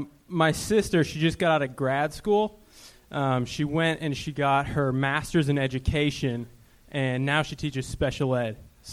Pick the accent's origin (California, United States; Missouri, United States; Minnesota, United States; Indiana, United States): Minnesota, United States; Minneapolis; moved away